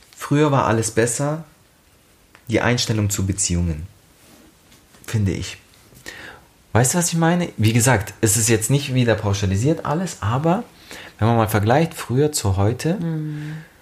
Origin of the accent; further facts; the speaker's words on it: Germany; bei uns in Deutschland